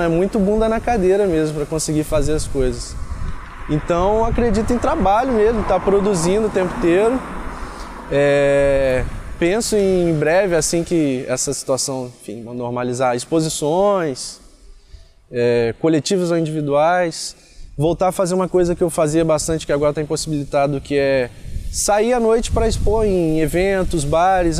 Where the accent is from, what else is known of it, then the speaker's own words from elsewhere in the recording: Cachoeiro de Itapemirim, Espírito Santo, Brazil; moved away as an adult; now in Campos dos Goytacazes, Brazil; eu comecei em Cachoeiro de Itapimirim, Espírito Santo, que é a minha cidade natal